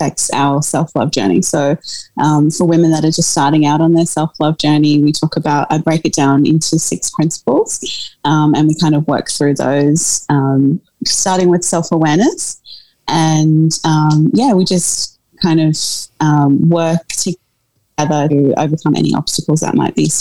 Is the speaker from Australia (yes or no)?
yes; Australia; also born or lived in South Africa; I was born in South Africa and moved to Australia when I was a baby with my family.